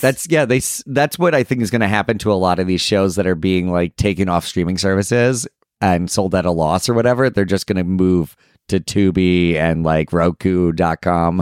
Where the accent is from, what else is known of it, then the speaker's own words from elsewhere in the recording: Delaware, United States; as a Delawarean